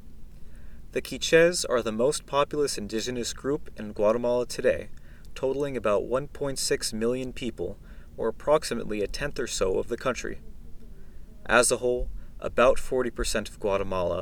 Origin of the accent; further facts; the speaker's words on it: United States; I'm from the United States